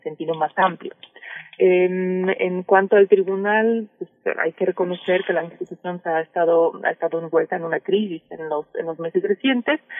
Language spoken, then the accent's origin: Spanish; Mexico; yo como mexicana me siento orgullosa